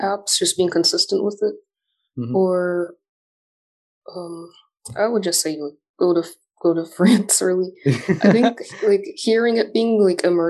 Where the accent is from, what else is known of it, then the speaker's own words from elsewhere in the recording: Boston, Massachusetts, United States; I was born in Boston, and then my other siblings were all born in America. So I was their first Americanized child